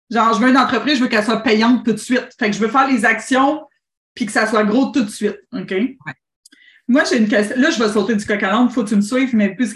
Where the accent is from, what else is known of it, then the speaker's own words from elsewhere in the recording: Drummondville, Quebec, Canada; je viens de Drummondville.